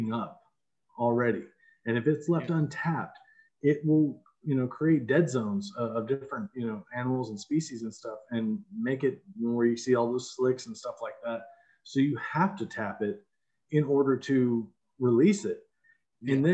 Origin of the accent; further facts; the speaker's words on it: Texas, United States; being a Texan